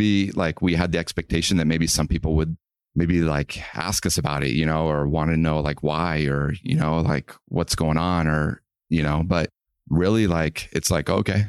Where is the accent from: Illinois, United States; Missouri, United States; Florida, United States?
Missouri, United States; Yeah, I grew up in Missouri.